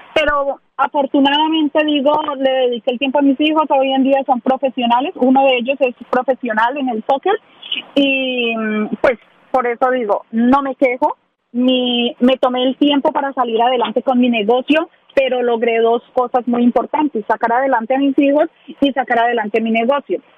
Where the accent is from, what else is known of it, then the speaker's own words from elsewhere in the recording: Ibagué, Tolima, Colombia; moved away as an adult; now in Nashville, United States; Soy de Ibagué, del departamento del Tolima. De Ibagué.